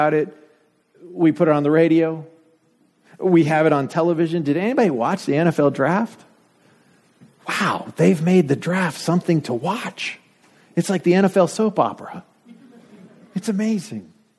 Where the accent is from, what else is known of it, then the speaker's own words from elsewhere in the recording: Denver, Colorado, United States; moved away; I grew up in Denver